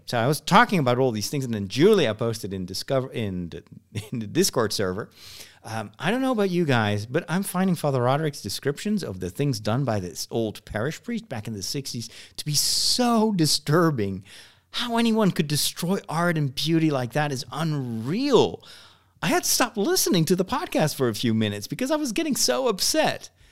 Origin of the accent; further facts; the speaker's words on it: Netherlands; English is a second language; I'm born in the Netherlands, and I've only learned English in high school.